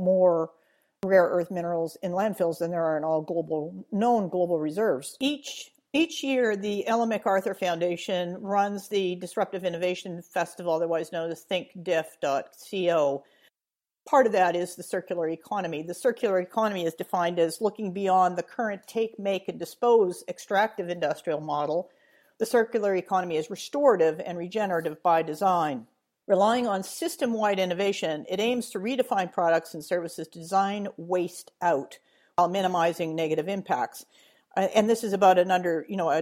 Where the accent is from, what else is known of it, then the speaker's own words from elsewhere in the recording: Edmonton, Alberta, Canada; moved away; my hometown of Edmonton